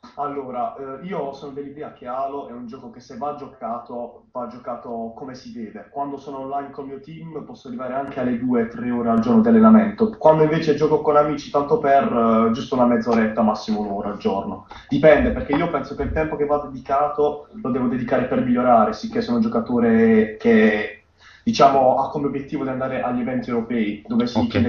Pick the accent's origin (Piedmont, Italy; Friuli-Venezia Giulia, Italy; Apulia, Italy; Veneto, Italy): Apulia, Italy; Bari; vengo da Bari, 18 anni